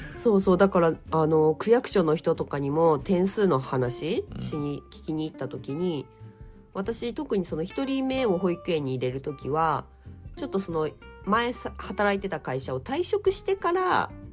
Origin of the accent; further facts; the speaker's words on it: Niigata, Japan; now in Saitama, Japan; 私の地元、はい、新潟県の結構片田舎